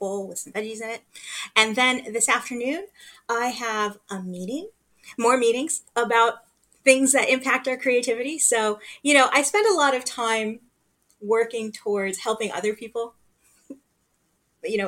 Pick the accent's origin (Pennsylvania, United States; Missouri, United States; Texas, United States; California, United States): California, United States; Los Angeles; I grew up here, I was born here